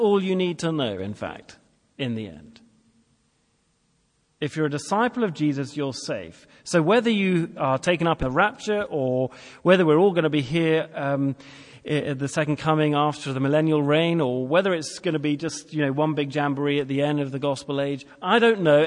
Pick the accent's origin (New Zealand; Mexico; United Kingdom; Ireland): United Kingdom; England; I'm English